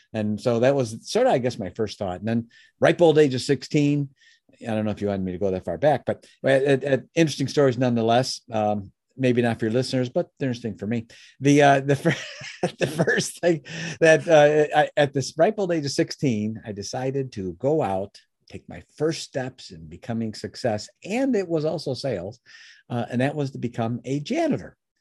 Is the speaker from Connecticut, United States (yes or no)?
no; Chicago, Illinois, United States; moved away as an adult; now in Michigan, United States; I was born in Chicago, uh, you know, that's sort of central U S, Uh, I live in Michigan now, but the first thirty years of my life, I was in Chicago